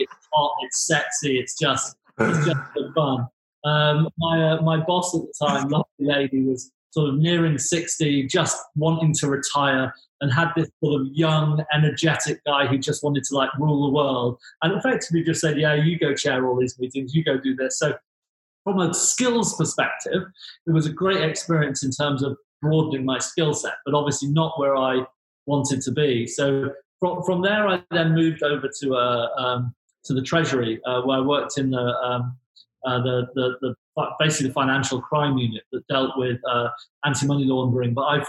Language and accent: English; Grimsby, Yorkshire and the Humber, United Kingdom; My family's from Grimsby, but if I'm speaking to most people, my family are from Lincolnshire. So it sounds posh.